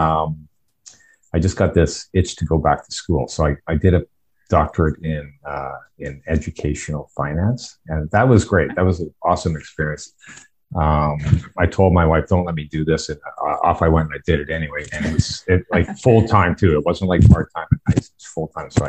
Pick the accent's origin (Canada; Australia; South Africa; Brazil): Canada; Ontario; also born or lived in Windsor, Ontario / Belleville, Ontario / Toronto, Ontario; I was born in Windsor, Ontario, and came from a good family.